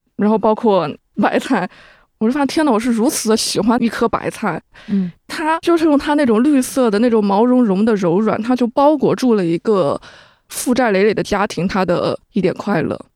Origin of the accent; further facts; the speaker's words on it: Yunnan, China; moved away as an adult; now in Beijing, China; 虽然我的家乡是云南